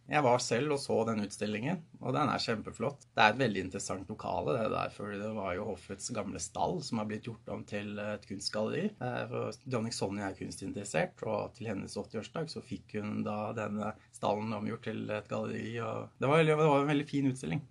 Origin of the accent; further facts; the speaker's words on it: Oslo, Norway; Jeg er oppvokst i Oslo